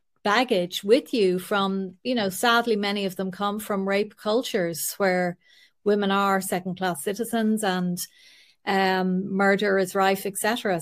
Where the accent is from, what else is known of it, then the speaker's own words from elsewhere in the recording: Ireland; because we as Irish